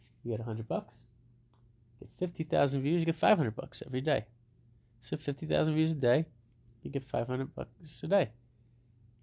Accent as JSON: {"language": "English", "region": "New Jersey", "country": "United States", "moved": "yes", "lives_now": "Denver, United States", "said": "I'm from New Jersey."}